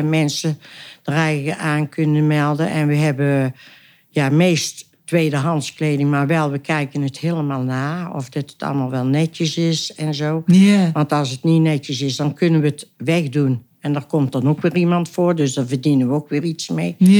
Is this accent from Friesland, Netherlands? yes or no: no; Oisterwijk, North Brabant, Netherlands; geboren en getogen in Oosterwijk